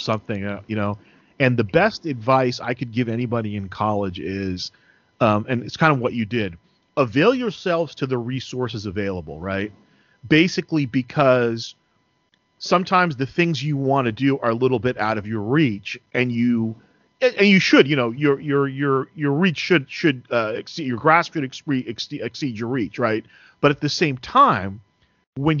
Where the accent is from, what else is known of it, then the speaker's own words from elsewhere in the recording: New Jersey, United States; as a kid growing up in New Jersey